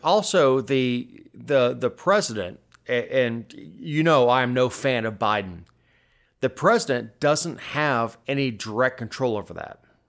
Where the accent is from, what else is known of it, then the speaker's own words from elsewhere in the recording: South Florida, United States; I grew up in South Florida